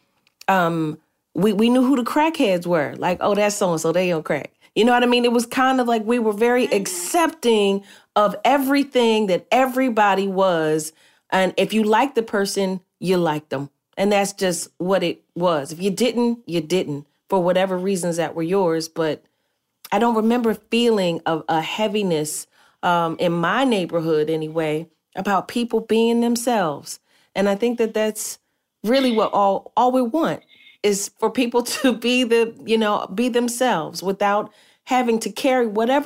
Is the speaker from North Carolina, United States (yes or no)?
no; Philadelphia, Pennsylvania, United States; growing up in North Philly